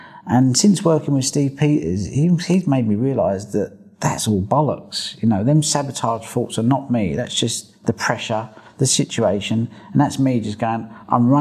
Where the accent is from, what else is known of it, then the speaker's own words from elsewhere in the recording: England, United Kingdom; I'm an Englishman